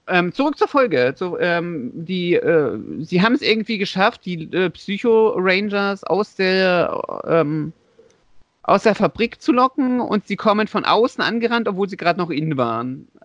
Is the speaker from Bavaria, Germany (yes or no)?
no; Leipzig, Saxony, Germany; born there; Das ist übrigens gebürtiger Leipziger, sehe ich gerade. Haha, genauso wie ich.